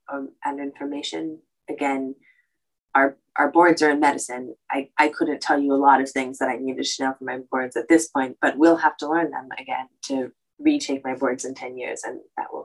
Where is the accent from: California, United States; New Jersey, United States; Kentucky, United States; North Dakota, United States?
California, United States; also born or lived in Rhode Island; I came back home from Rhode Island back to California